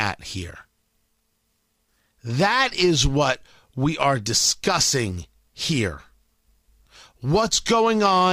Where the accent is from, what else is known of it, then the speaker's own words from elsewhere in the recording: United States; I'm an American.